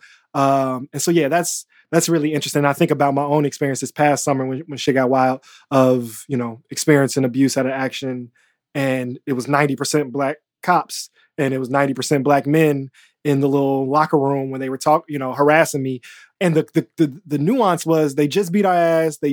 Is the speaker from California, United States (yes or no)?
no; Chicago, Illinois, United States; as a Chicagoan